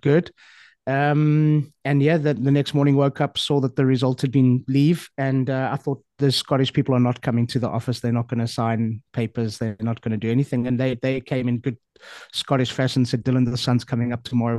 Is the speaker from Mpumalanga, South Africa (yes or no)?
no; Johannesburg, Gauteng, South Africa; moved away as an adult; now in Portugal; born and raised in Johannesburg. Um, grew up there